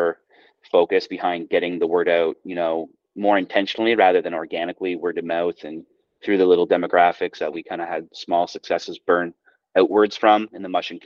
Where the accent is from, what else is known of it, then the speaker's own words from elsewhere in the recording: Toronto, Ontario, Canada; moved away as an adult; now in Fredericton, Canada; I've been out in Fredericton for about 15 years now. I'm from Toronto originally, but me and my brother, and my sister, we all moved out east